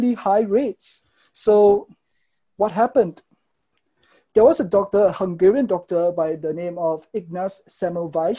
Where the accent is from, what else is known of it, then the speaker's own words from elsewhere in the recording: Singapore; I am from Singapore